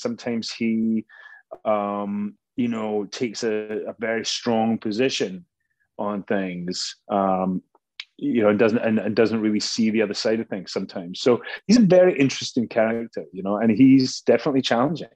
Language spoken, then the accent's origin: English; Scotland, United Kingdom; moved away; I'm Scottish